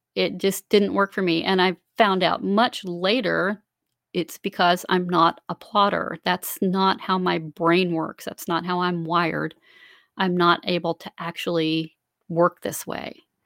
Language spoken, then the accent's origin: English; Central Florida, United States; now in South Carolina, United States; I grew up in Central Florida and I live in South Carolina now